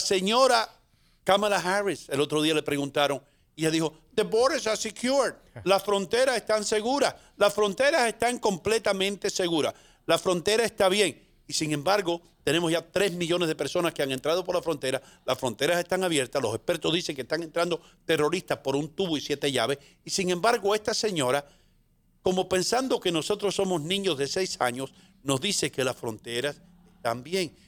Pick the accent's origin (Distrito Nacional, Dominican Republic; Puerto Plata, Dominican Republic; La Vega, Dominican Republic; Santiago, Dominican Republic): La Vega, Dominican Republic; now in New York, United States; Yo vengo de la República Dominicana, de un lugar que se llama La Vega, que es un continente